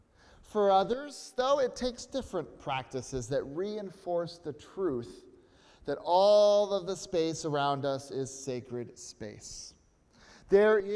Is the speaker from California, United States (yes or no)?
no; Connecticut, United States; I grew up in the United Church of Christ right here in Connecticut